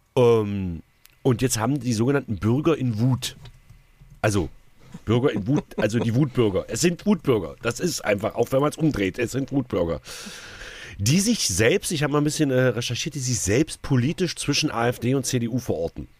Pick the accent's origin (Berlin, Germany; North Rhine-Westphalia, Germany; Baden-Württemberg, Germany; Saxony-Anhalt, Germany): Saxony-Anhalt, Germany; bei uns in Sachsen-Anhalt